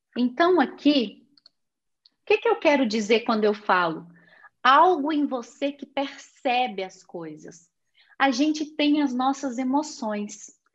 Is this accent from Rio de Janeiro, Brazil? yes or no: no; Belo Horizonte, Minas Gerais, Brazil; Eu fui nascida na cidade de Belo Horizonte, estado de Minas Gerais